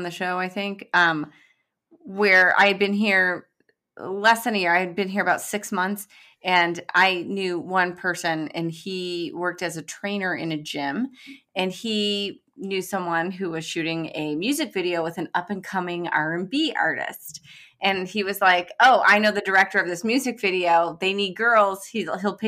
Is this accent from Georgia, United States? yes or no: no; Detroit, Michigan, United States; I'm from Detroit